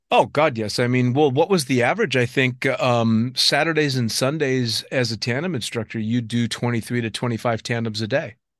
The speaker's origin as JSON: {"language": "English", "country": "United States", "said": "being in Cross Keys as an American"}